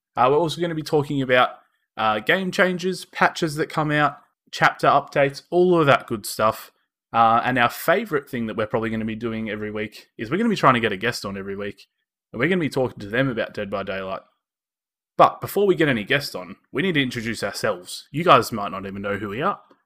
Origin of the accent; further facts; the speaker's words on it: Australia; accent: Australian; we are from Australia. If you couldn't tell by our uh, our lovely Australian accents